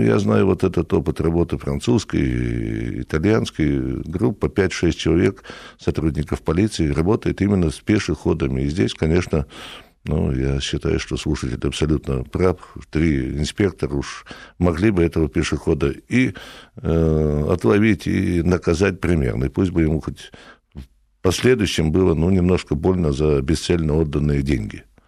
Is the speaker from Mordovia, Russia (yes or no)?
no; Republic of Karelia, Russia; я и сам из Карелии